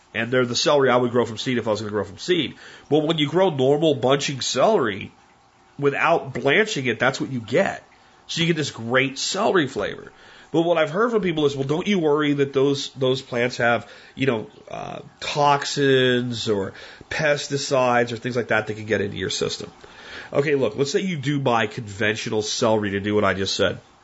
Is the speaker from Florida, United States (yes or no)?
yes; Florida, United States; also born or lived in Pennsylvania; now in Texas, United States; I grew up in Florida